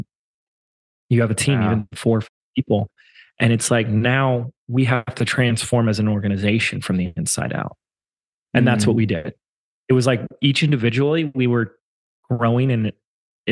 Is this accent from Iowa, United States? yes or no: no; Laguna Beach, California, United States; moved away; in my hometown of Laguna Beach before I moved